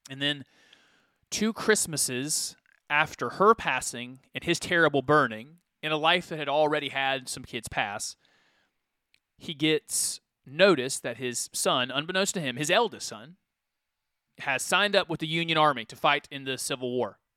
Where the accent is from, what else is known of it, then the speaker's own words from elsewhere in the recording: Ferkessédougou, Savanes, Côte d’Ivoire; Well, in the flesh, I came from Ferkessédougou, Ivory Coast.